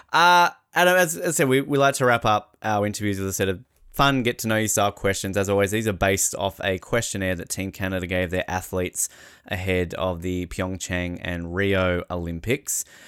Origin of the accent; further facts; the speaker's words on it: Australia; as an Australian